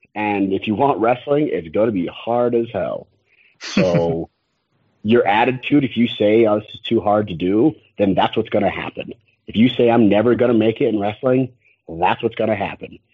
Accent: Utah, United States; I'm from Utah.

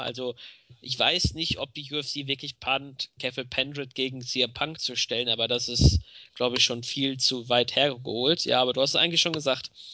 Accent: Germany; bei uns in Deutschland

